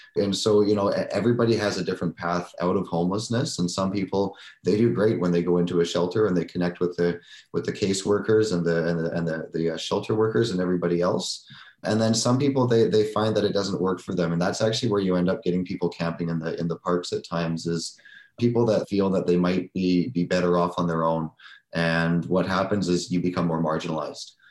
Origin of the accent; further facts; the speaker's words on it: Surrey, British Columbia, Canada; I grew up in Surrey. I've, I've, I've lived in Surrey